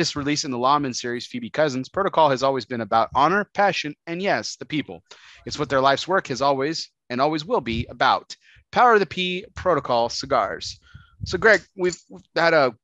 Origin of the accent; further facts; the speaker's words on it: El Paso, Texas, United States; moved away; I grew up in El Paso